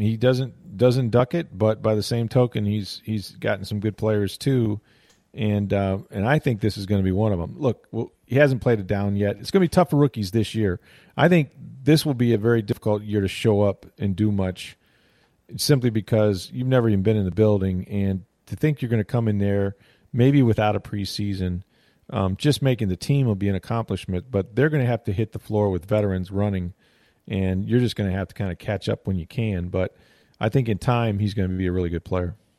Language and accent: English; Florida, United States; I'm from Florida